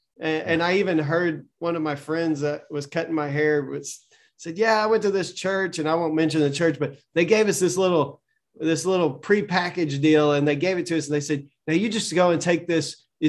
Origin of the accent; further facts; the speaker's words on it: Southern United States, United States; I need my Southern Baptist accent or something, like, because I'm from the South. I grew up.